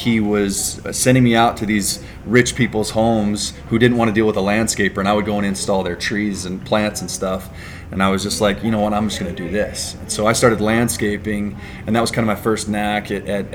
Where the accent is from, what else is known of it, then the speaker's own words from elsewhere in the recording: Sandy, United States; also born or lived in California; I grew up in Sandy